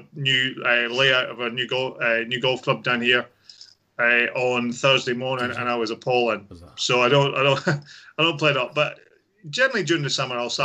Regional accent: Edinburgh, Scotland, United Kingdom; moved away as an adult; also born or lived in West Lothian; now in England; So home was Edinburgh.

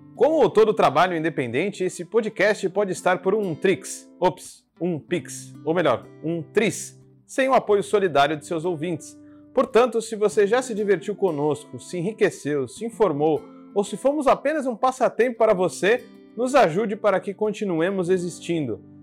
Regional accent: Mogi das Cruzes, São Paulo, Brazil; Sou de Itaiaçupeba, Mogi das Cruzes, São Paulo

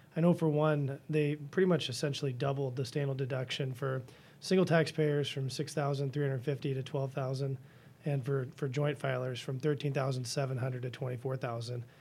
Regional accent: Washington, District of Columbia, United States; now in Dane County, Wisconsin, United States; I grew up in Washington, N D C area

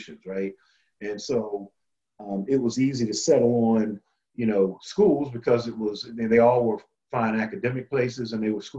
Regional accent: Alexandria, Virginia, United States; growing up in the Alexandria area

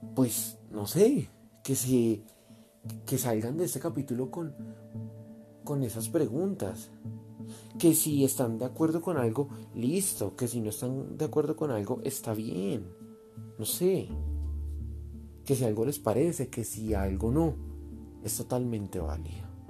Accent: Colombia; como colombiano

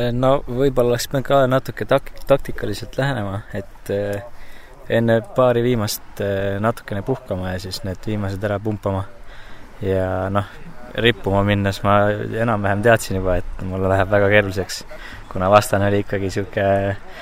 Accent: Saare County, Estonia; ma olen ise saarlane

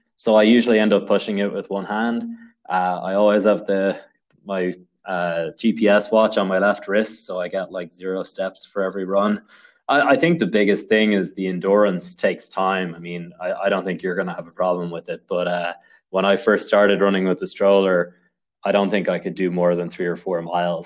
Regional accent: Dublin, Leinster, Ireland; moved away as an adult; now in Saratoga County, United States; I come from Dublin in Ireland

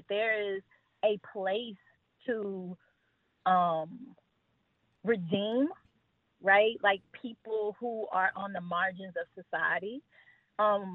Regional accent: Houston, Texas, United States; I'm from Fifth Ward, Northeast Houston, and am very much connected with my community

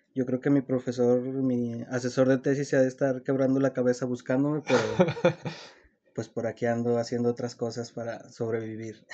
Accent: Zacatecas, Mexico; yo soy de aquí, de Zacatecas, mm, pues nací aquí, crecí aquí

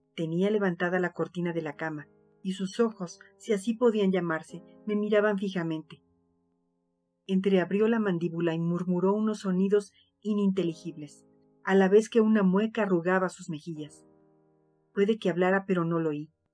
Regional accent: Mexico

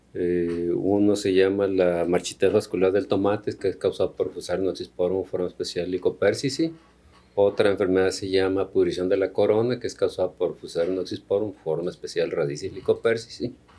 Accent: Culiacán, Sinaloa, Mexico; also born or lived in Tabasco / State of Mexico / Valle del Fuerte, Sinaloa; siendo de Sinaloa, yo soy de Culiacán, aquí estudié

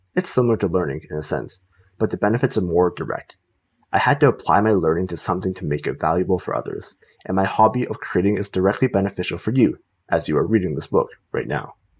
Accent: Canada; Canada, the country I live

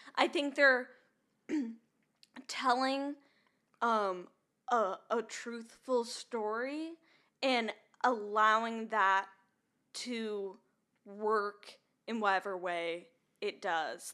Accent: Minnesota, United States; now in Nashville, United States; I'm from Minnesota

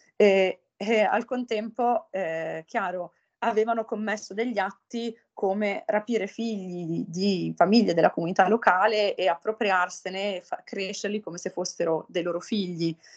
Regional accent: Italy; moved away as an adult; also born or lived in Pavia; sono di Costato, dove ho frequentato per l'appunto il liceo

